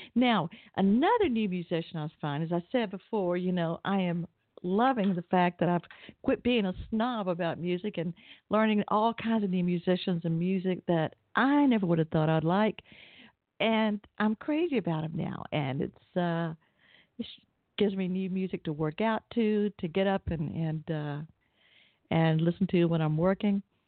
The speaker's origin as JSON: {"language": "English", "town": "Atlanta", "region": "Georgia", "country": "United States", "tie": "born or raised there", "said": "I grew up in Atlanta"}